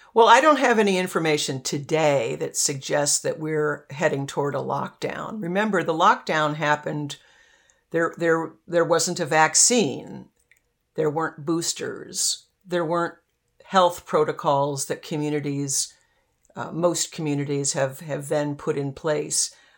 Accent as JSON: {"language": "English", "town": "Arlington", "region": "Virginia", "country": "United States", "tie": "born or raised there", "also_born_or_lived": "Washington, D.C.", "said": "I grew up in Arlington"}